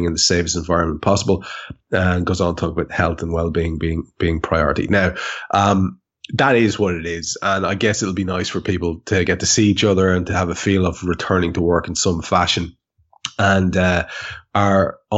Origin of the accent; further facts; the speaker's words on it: Ireland; as an Irishman